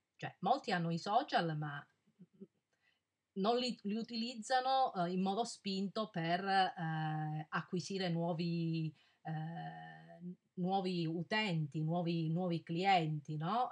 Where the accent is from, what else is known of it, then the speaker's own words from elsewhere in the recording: Calabria, Italy; io sono della Calabria